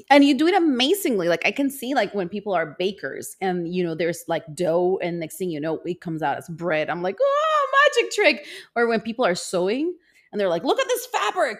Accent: El Salvador; moved away as an adult; also born or lived in Canada; I grew up in El Salvador

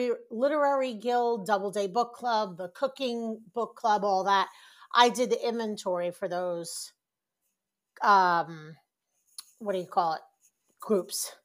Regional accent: New York, United States; moved away as an adult; also born or lived in Long Island; now in Dallas-Fort Worth, United States; born and raised in New York

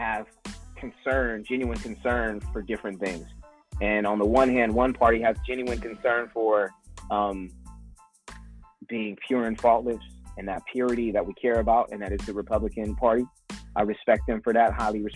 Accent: Vallejo, California, United States; I'm from Vallejo, California

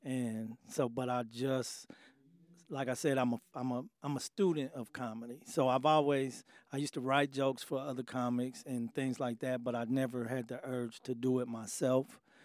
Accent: Indianapolis, Indiana, United States; born and raised in Indianapolis

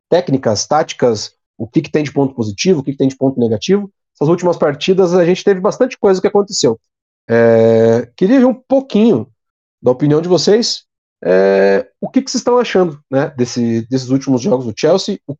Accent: Paraná, Brazil; Nós somos paranaenses e eles são mineiros, são torcedores do bom e velho Galo.

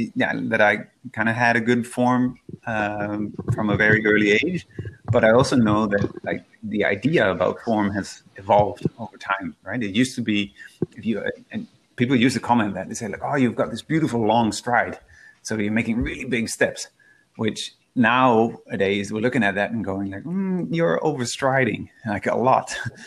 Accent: Netherlands; I grew up in the Netherlands, where it was quite a rural part of the Netherlands

